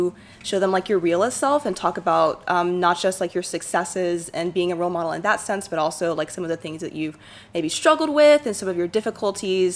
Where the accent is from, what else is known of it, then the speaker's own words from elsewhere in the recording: Shreveport, Louisiana, United States; my hometown